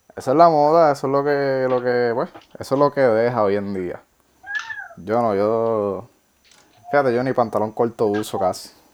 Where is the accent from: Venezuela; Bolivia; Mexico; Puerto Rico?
Puerto Rico; Ponce; yo nací en Ponce, tengo esa genética